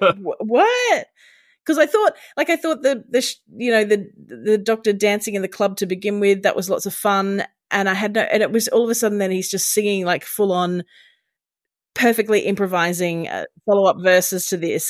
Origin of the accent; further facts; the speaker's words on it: Brisbane, Queensland, Australia; here in Brisbane, my hometown